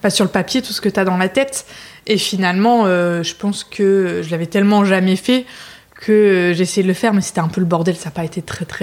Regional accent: Lille, Hauts-de-France, France; moved away as an adult; also born or lived in United States / Mexico; je suis lilloise d'origine. je suis partie quelques temps pour faire mes études. J'ai vécu un peu à l'étranger aussi, aux États-Unis, au Mexique.

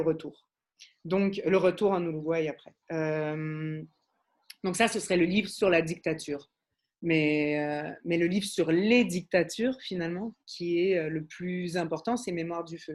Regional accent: Montreal, Quebec, Canada; also born or lived in Paris, France; je suis montréalaise, ça s'entend pas toujours

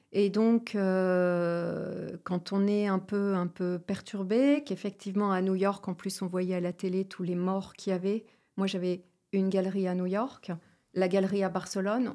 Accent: Ch'ti, Hauts-de-France, France; je suis ch'ti

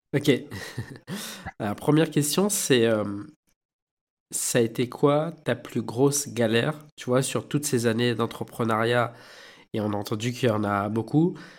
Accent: Réunion; chez nous à La Réunion, on dit euh, tipa tipa

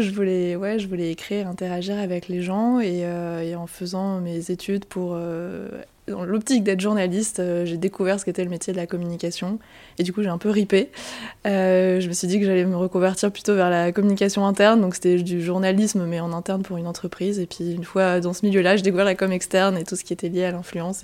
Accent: Strasbourg, Grand Est, France; moved away as an adult; also born or lived in Milan / Toulouse; now in Paris, France; je viens de Strasbourg, de l'Alsace

